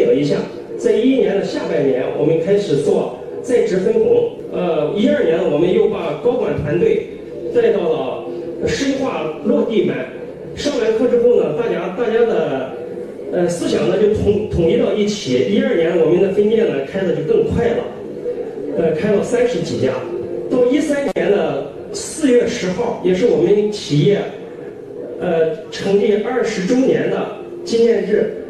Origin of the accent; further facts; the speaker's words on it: Jinan, Shandong, China; 我来自山东济南，是做是做快餐连锁的。